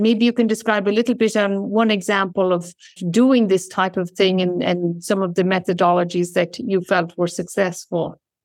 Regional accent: Ireland; moved away; I come from Ireland

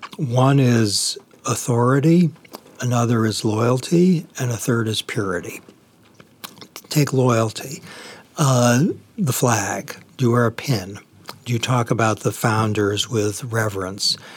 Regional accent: Boston, Massachusetts, United States; I grew up in Boston

